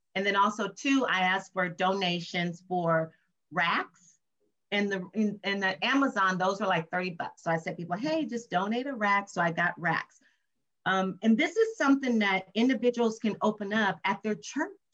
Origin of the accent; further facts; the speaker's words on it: Compton, California, United States; my mother had me when she was 17 years old and born and raised in Compton, California